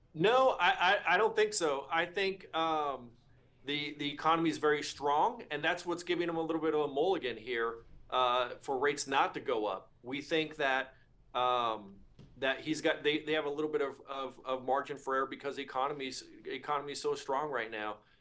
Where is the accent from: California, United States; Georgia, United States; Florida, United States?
California, United States; Northern; now in Flower Mound, Texas, United States; I'm originally from Northern California